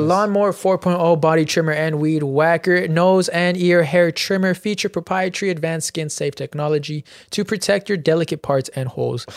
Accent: Chino, California, United States; I was from Chino and I saw, I was in Chino my whole life

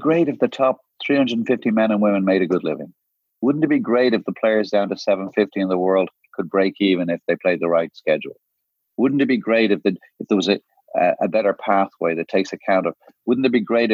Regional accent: Ireland; also born or lived in Guyana / Jamaica; I'm from Ireland, which is a smaller nation. I was born in the Caribbean. Not many people know that. I was born in Guyana and I grew up in Jamaica until I was 8

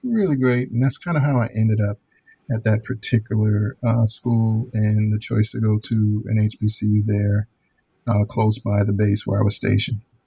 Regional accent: Chicago, Illinois, United States; moved away as an adult; also born or lived in Alabama / Florida; born and raised in Chicago, grew up there in the public school setting

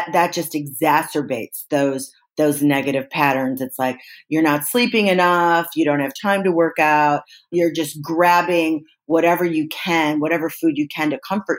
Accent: Midwest, United States; the way I was raised in the Midwest

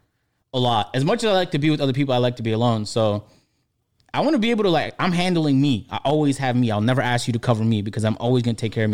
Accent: Toronto, Ontario, Canada; moved away; growing up in Toronto, or even in University of Niagara

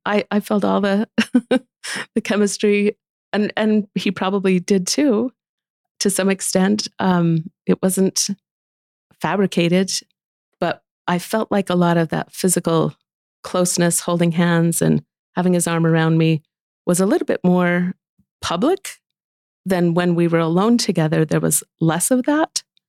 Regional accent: Wayne County, Utah, United States; all of my friends, we, we grew up in Wayne County together

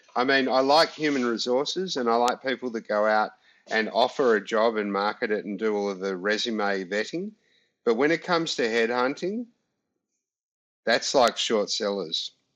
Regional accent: Australia; we're Aussie

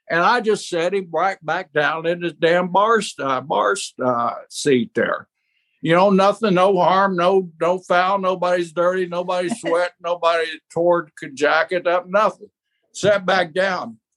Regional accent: outside Tulsa, Oklahoma, United States; I grew up right outside of Tulsa, you know, just 50 miles away from Tulsa. I mean, it's my home state.

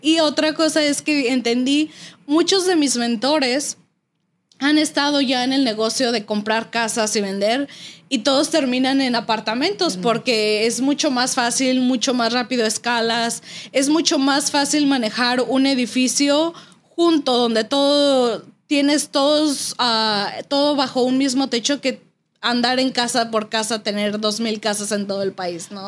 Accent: Toluca, State of Mexico, Mexico; now in United States; nosotros somos del Estado de México, de Toluca.

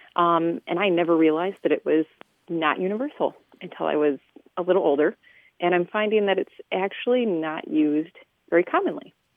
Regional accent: South Central Minnesota, United States; now in Toledo, United States; I'm originally from South Central Minnesota

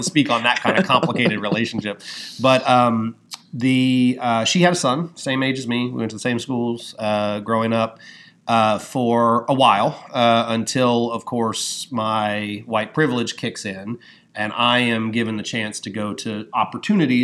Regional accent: New Orleans, Louisiana, United States; also born or lived in Baton Rouge; I grew up in New Orleans and Baton Rouge

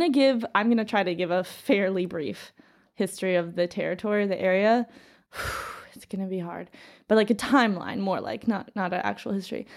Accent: New York, United States; moved away as an adult; now in St. Petersburg, Russia; New York

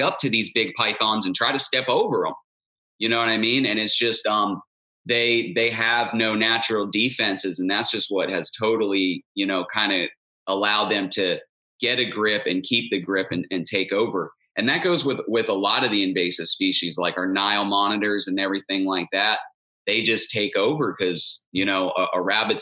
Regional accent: Stuart, Florida, United States; I grew up in Martin County, Stuart, Florida

